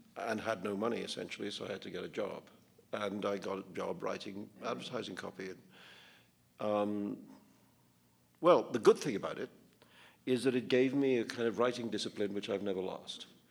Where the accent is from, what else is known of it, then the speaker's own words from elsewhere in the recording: India; growing up in India